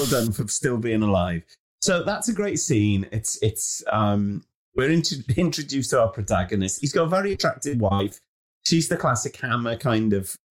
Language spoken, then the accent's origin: English; United Kingdom; being British